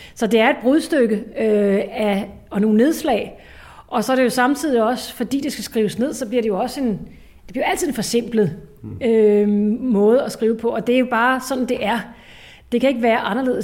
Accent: Ishøj, Capital Region of Denmark, Denmark; hvordan var min barndom i Ishøj?

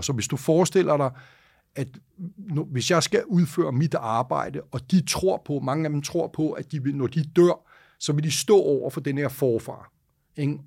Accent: Denmark; Og det første, jeg tænker sådan rigtig dårligt som dansker

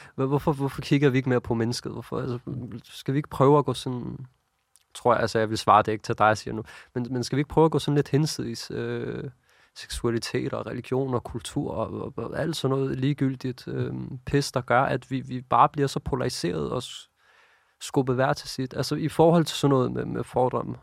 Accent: Copenhagen, Capital Region of Denmark, Denmark; jeg voksede op her i København

